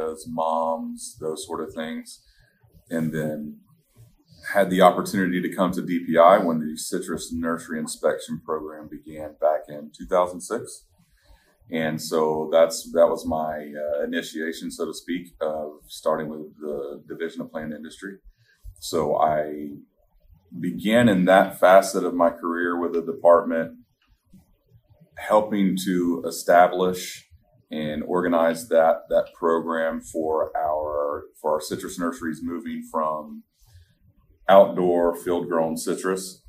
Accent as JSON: {"language": "English", "area": "Highlands County", "region": "Florida", "country": "United States", "tie": "born or raised there", "said": "I grew up in Highlands County"}